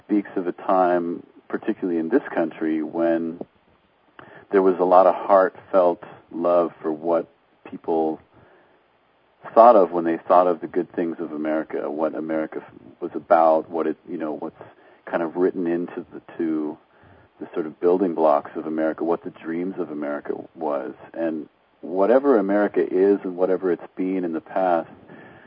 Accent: Canada; also born or lived in England; now in United States; I was born in England. I grew up in Canada. I live in the States

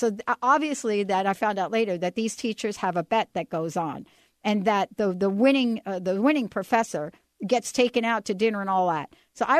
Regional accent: New Jersey, United States; And I also love going back to my home state. Love going back to New Jersey.

